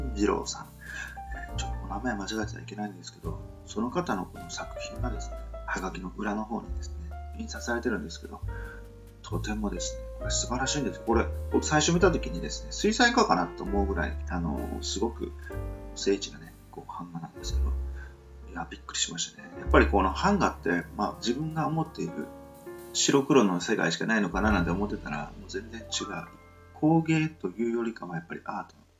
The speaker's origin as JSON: {"language": "Japanese", "region": "southern Kyushu", "country": "Japan", "tie": "born or raised there", "said": "僕は南 九州のあの出身"}